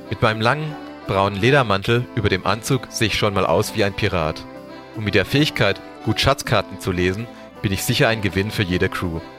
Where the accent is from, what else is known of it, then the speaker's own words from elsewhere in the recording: Karlsruhe, Baden-Württemberg, Germany; Also ich komme äh, aus Karlsruhe.